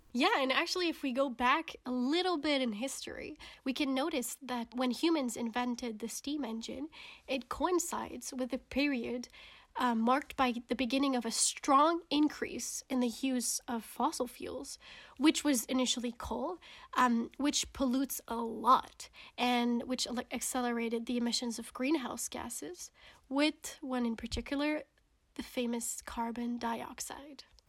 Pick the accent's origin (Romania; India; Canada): Canada; moved away; My home country of Canada